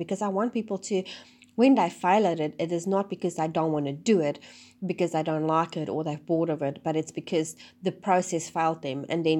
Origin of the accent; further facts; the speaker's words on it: South Africa; now in New Zealand; and then we moved to New Zealand from South Africa.